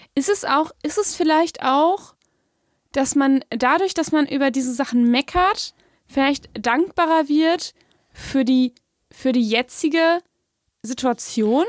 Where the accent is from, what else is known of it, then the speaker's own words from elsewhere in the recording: Germany; als typischer Deutscher